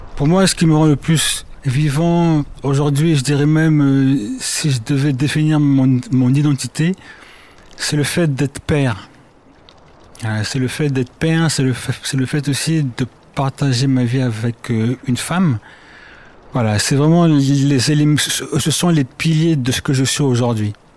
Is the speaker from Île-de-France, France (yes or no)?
yes; Paris suburbs, Île-de-France, France; also born or lived in Congo / Berlin; Je suis né au Congo que j'ai quitté à l'âge de 4 ans. Je me suis installé, enfin ma famille c'est installé euh, dans ce qu'on appelle la banlieue parisienne. J'ai grandi, j'ai fait mes études à Paris